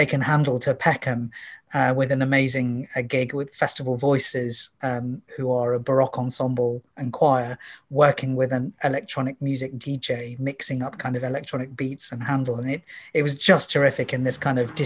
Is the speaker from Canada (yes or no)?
no; India; now in London, United Kingdom; I wasn't born in the UK. I've become naturalized. I've become a British citizen. I was born in India.